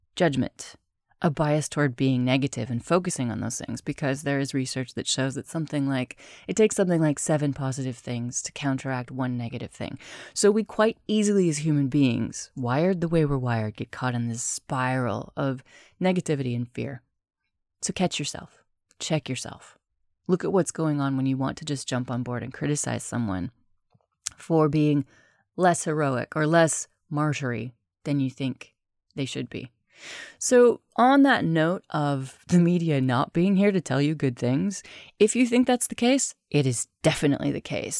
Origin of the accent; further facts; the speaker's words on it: United States; also born or lived in United Kingdom; now in Spain; I'm American, I'm also British, I live in Spain